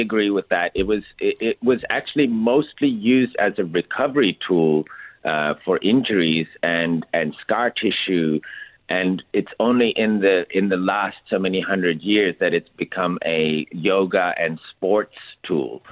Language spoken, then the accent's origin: English; India; moved away; I grew up in India